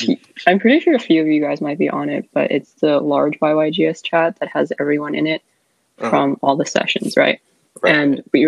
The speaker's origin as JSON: {"language": "English", "town": "San Diego", "region": "California", "country": "United States", "said": "I come from San Diego, California"}